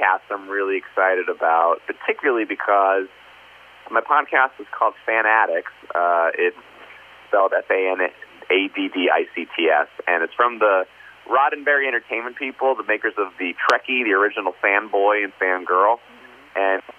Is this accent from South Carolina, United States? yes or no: no; New Jersey, United States; I'm the Jew from New Jersey who decided in college that maybe I want to start going to church